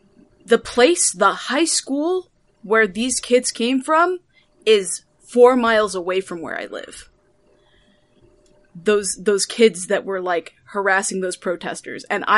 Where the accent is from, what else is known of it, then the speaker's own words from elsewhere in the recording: Guam; moved away; also born or lived in Las Vegas, United States / Los Angeles, United States; So, I'm from the West Coast. And this sounds a little random, but I promise it's not. I grew up in Guam, and then moved around a lot because my dad was military, and we ended up living in Las Vegas.